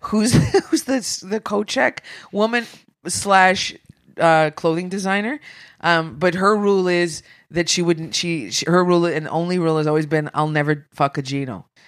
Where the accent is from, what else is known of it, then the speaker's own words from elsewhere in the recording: Sudbury, Ontario, Canada; I'm from Sudbury, so I grew up in Sudbury.